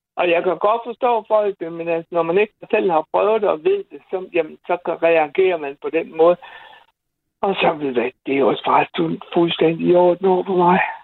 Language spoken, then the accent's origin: Danish; Bosnia & Herzegovina; now in Denmark; jeg er en homoseksuel bosnier